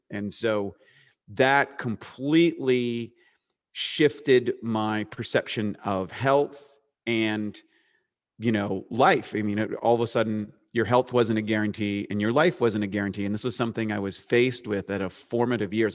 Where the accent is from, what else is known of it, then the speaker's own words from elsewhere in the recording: Eastern Canada, Canada; accent: Canadian; moved away; life was normal growing up in eastern Canada, which is up by Maine, playing hockey, s, in a small town